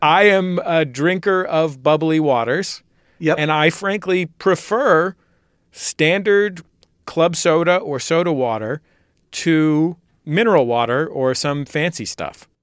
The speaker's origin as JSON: {"language": "English", "town": "San Francisco", "region": "California", "country": "United States", "tie": "born or raised there", "lives_now": "Los Angeles, United States", "said": "I grew up in the California of the 1980s"}